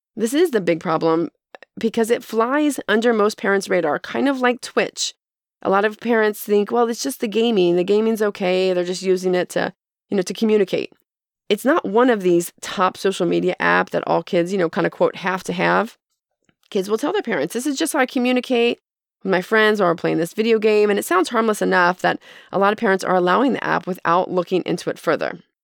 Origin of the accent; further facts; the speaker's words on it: United States; as Americans